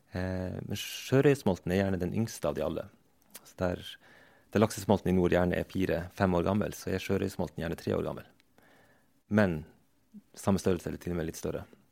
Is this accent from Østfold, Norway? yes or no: no; Troms og Finnmark, Norway; also born or lived in Vadsø / Tana; jeg vokste opp eh, i Øst-Finnmark